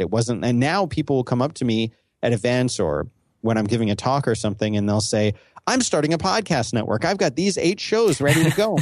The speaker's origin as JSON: {"language": "English", "region": "Northeast", "country": "United States", "said": "I'm from the Northeast"}